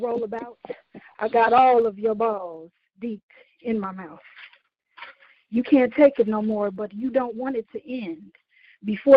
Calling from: Chicago, Illinois, United States; I'm calling from Chicago

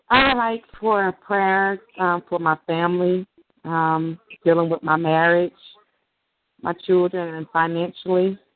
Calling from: Mississippi, United States

